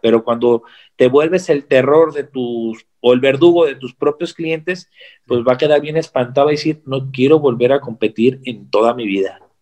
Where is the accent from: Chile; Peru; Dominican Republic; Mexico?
Mexico; yo soy su hermano mexicano